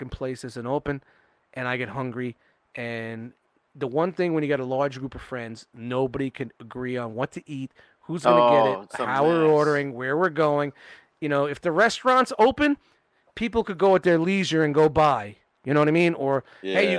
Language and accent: English; Brooklyn, New York, United States; I'm from Brooklyn